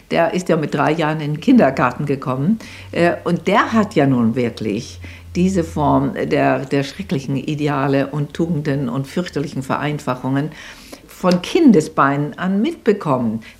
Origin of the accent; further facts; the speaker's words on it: Germany; Wir sind als Deutsche äh, damit äh, belastet, solange es uns gibt.